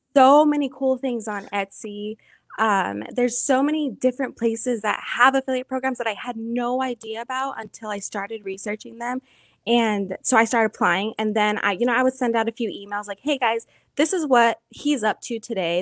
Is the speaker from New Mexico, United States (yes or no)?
yes; New Mexico, United States; moved away as an adult; now in Tucson, United States; I'm originally from New Mexico